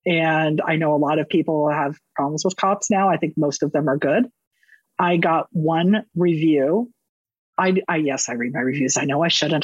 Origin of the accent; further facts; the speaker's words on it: Northern California, United States; I was raised in Northern California